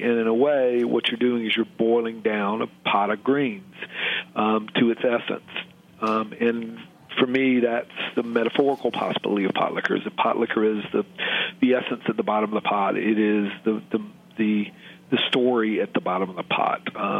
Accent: the South, United States; I, as a Southerner born in 1962, as someone who kind of came aware of politics and civil rights, the fight toward a better South in the late 1960s

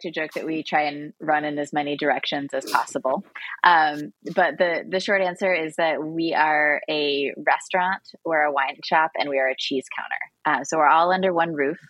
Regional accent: Illinois, United States; moved away as an adult; also born or lived in Boston / Brooklyn; moving back to my home state of Illinois and settling in Chicago

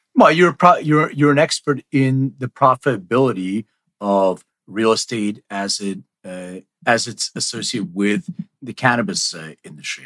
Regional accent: Lithuania; I was born in Lithuania

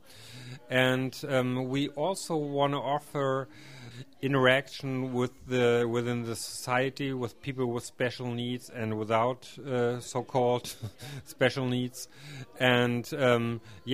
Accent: Schwerin, Mecklenburg-Vorpommern, Germany; I come from the Schwerin area, which is close to Hamburg in Germany.

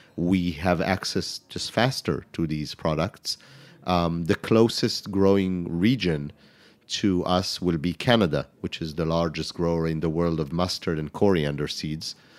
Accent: Israel; moved away as an adult; also born or lived in France; now in New York City, United States; growing up in Israel, it's mainly fresh garlic

